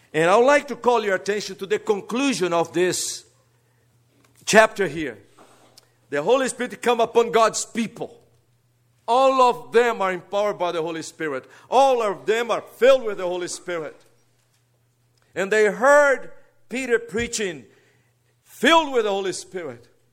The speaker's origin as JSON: {"language": "English", "country": "Brazil", "second_language": "English", "moved": "yes", "said": "don't worry about my accent. I'm a Brazilian. And this is the fourth language I have to get acquainted in my life"}